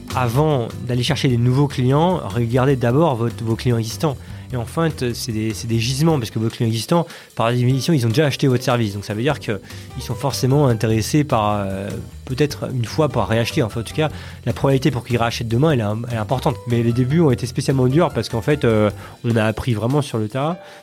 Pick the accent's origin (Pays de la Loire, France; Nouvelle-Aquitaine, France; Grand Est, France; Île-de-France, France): Île-de-France, France; Paris region; je suis né à Paris, mmh. dans le 11e, et voilà, j'ai grandi, en région parisienne. Val d'Oise, Yvelines, un peu, on a pas mal bougé avec mes parents, mais en région parisienne